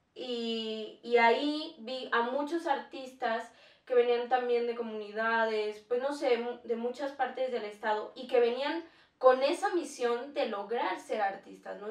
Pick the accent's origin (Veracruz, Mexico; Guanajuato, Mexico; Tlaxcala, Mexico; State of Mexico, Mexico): Tlaxcala, Mexico; somos de Tlaxcala